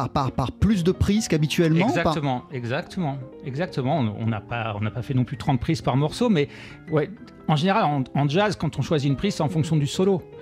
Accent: Bourges, Centre-Val de Loire, France; born there; je suis né à Bourges.

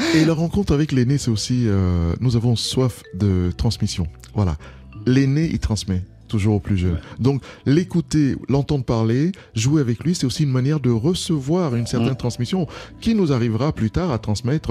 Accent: Cameroon; French is a second language; now in France; je suis du Cameroun

